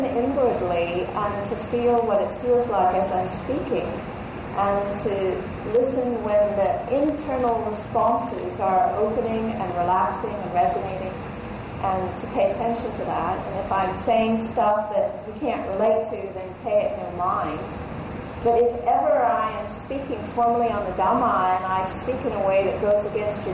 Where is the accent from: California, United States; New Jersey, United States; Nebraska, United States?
California, United States; Los Angeles; I grew up in L.A. I grew up in California